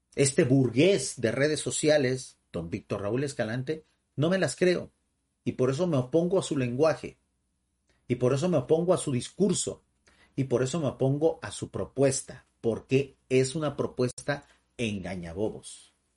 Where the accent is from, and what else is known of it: Mexico